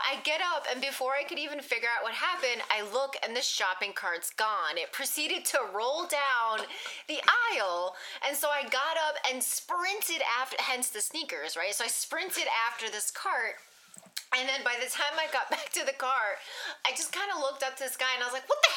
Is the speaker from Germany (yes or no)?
no; East Coast, United States; moved away; I'm from the East Coast, and, like, we're very, like, nature, environmental and stuff